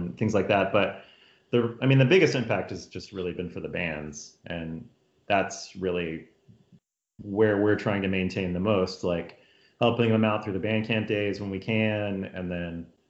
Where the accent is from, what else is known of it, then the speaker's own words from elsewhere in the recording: Texas, United States; moved away; I'm from Texas, and so growing up in Texas